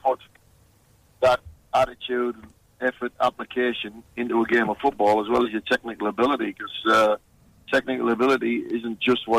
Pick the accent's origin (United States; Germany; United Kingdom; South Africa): United Kingdom; England; now in Perth, Australia; being English